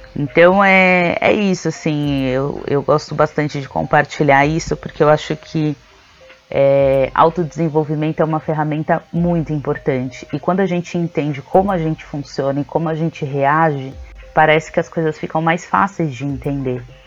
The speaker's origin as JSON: {"language": "Portuguese", "region": "São Paulo", "country": "Brazil", "tie": "born or raised there", "said": "Eu nasci aqui na região da Cachoeirinha, né, na zona norte de São Paulo. Cresci aqui na região, perto da Brasilândia"}